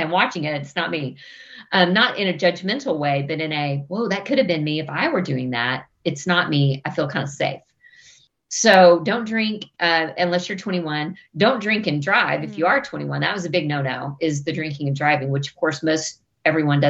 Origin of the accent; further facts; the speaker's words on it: West Texas, United States; I grew up in West Texas, kind of grew up in the Bible Belt in West Texas